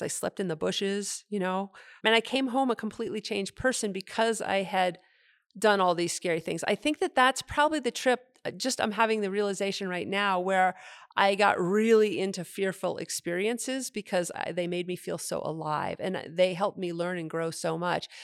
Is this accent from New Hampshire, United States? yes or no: yes; Henniker, New Hampshire, United States; moved away; I grew up in New Hampshire in a small town named Henniker, New Hampshire